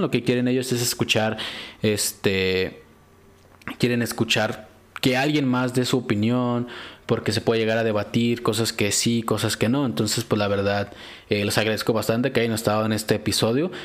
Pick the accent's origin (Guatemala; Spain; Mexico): Mexico; nosotros que somos de México